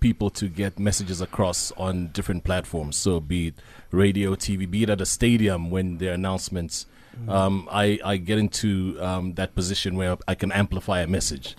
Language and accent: English; Zambia; now in South Africa; Zambi, I grew up during the era of, uh, Doctor Kenneth Kaunda when he was the president